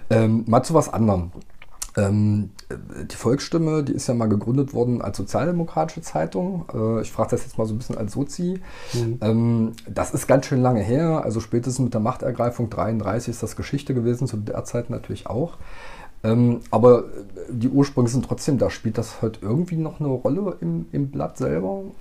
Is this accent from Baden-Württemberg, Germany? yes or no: no; Magdeburg, Saxony-Anhalt, Germany; gerade weil ich da auch lokal verhaftet bin, als äh, nicht nur als Magdeburger, sondern auch als äh, Kommunalpolitiker.